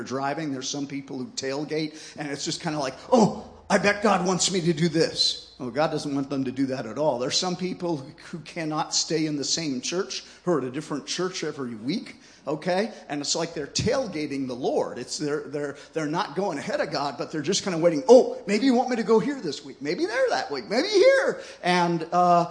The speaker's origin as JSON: {"language": "English", "country": "United States", "said": "I come from the United States"}